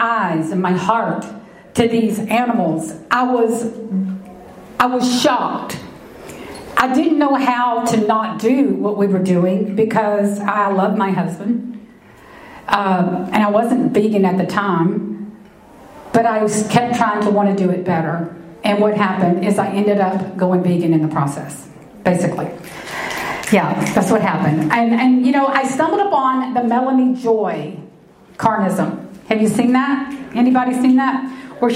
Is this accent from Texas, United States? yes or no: yes; Texas, United States; I'm a common everyday Texas girl, raised in the heart of Texas